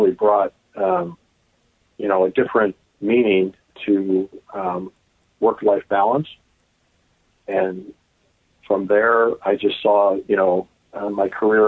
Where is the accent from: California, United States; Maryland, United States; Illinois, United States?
Illinois, United States; Oak Park; also born or lived in Chicago / Downers Grove; I was born in Chicago and raised in Oak Park